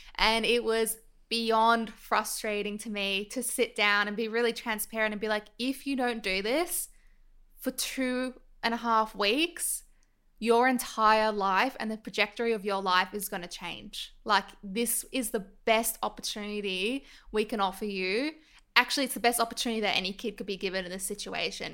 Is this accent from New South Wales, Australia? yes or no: yes; Sydney, New South Wales, Australia; I grew up in Northbridge, and I went to Monty, which is a very privileged all girls school in North Sydney